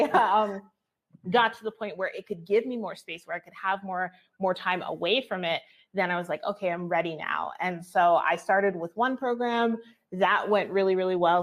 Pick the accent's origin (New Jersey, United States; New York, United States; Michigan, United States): New Jersey, United States; moved away as an adult; now in Albuquerque, United States; I grew up in New Jersey.